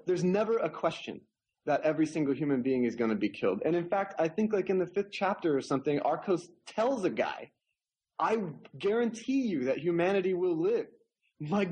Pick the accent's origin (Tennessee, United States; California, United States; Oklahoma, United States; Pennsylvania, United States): Oklahoma, United States; grew up in Oklahoma, and I was, you know, I'm a little bit Cherokee, like everybody in Oklahoma, and I grew up in the Cherokee Nation